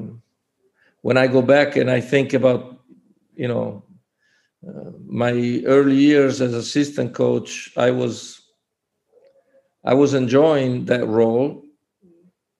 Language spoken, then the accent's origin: English; Forlì, Emilia-Romagna, Italy; moved away as an adult; also born or lived in Treviso / Istanbul; Forlì, my hometown